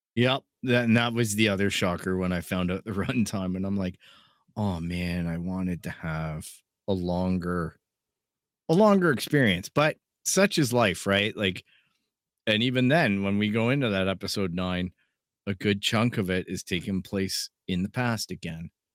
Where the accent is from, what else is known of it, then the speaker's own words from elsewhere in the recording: Canada; being Canadian